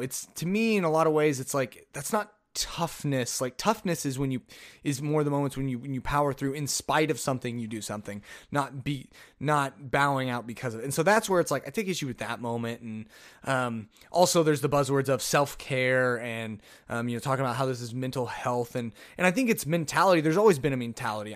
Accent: Oklahoma, United States; I'm from Oklahoma

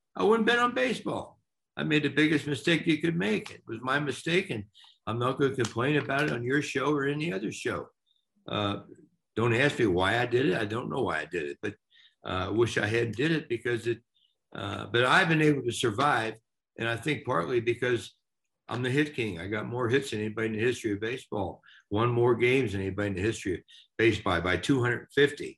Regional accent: Cincinnati, Ohio, United States; we're from Cincinnati.

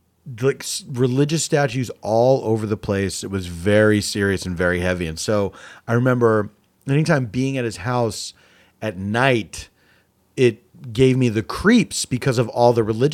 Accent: Philadelphia, Pennsylvania, United States; also born or lived in New York; now in Los Angeles, United States; Yeah, I moved from Philadelphia to Los Angeles in 94.

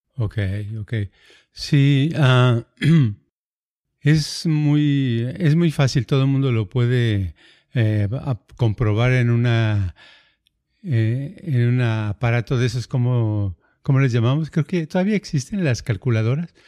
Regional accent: Mexico; first language Spanish; now in United States; yo hablo español, soy mexicano

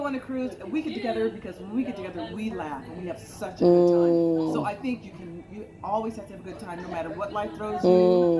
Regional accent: Santa Barbara, California, United States; from Santa Barbara, California.

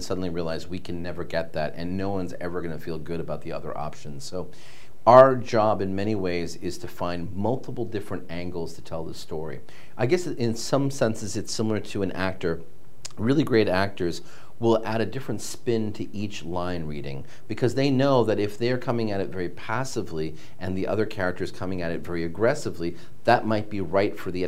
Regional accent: Massachusetts, United States; I grew up in Massachusetts.

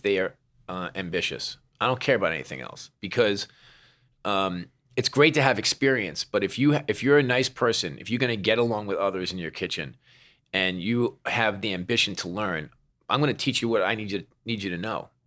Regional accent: New York, United States; I'm a New Yorker

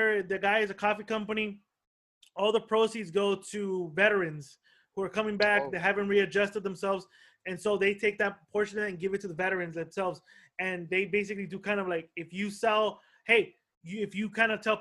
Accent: El Monte, California, United States; I grew up in El Monte

